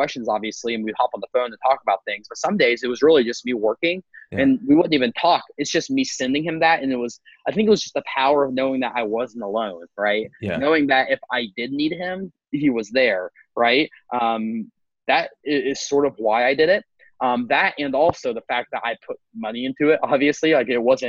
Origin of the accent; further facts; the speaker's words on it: Appalachia, United States; I was back in my hometown. There's like 3,000 people